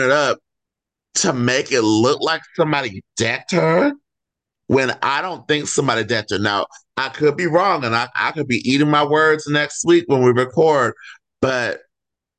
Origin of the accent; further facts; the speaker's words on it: Inland Empire, California, United States; also born or lived in Sacramento, California; I was born in Sacramento, but I was raised in the Inland Empire